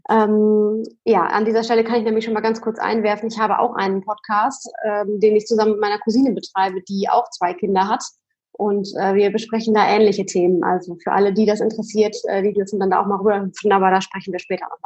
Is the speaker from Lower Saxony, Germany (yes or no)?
yes; Lingen, Lower Saxony, Germany; Und dann äh, sind wir zurück in meine Heimat äh, nach Lingen ins, ins Emsland gezogen